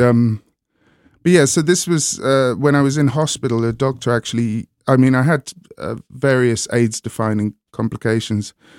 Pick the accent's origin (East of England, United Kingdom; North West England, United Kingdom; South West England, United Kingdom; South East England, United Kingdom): South East England, United Kingdom; Hastings; also born or lived in London; now in Brighton, United Kingdom; I grew up in Hastings, I call Brighton home now